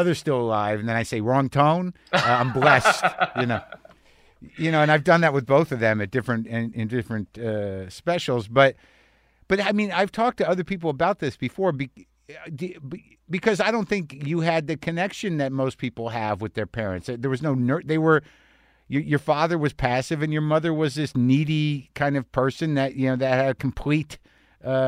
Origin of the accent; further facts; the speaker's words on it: New Mexico, United States; I grew up in New Mexico. My family's from Jersey